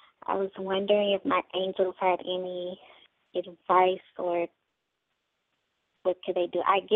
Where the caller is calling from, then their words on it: Nashville, Tennessee, United States; from Nashville, Tennessee.